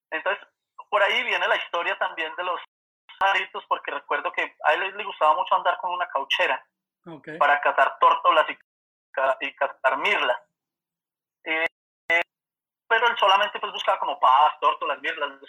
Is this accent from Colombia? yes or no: yes; Manizales, Caldas, Colombia; born or raised there